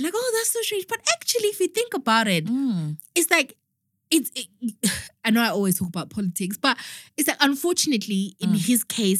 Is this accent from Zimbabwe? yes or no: yes; Zimbabwe; now in United Kingdom; we're from Zimbabwe.